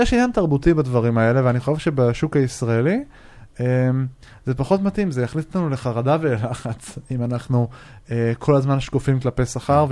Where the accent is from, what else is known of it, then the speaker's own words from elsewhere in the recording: Israel; אנחנו כישראלים